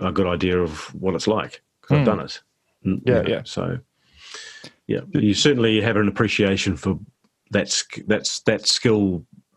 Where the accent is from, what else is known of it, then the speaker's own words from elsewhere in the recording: New Zealand; I'm really grateful that I live here and I'm from here